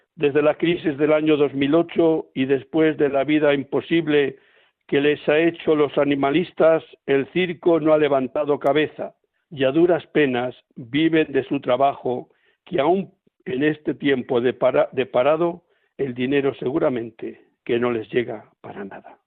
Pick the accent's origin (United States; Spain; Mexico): Spain; Palencia, Castile and León; yo estoy ahora aquí en Palencia, en mi tierra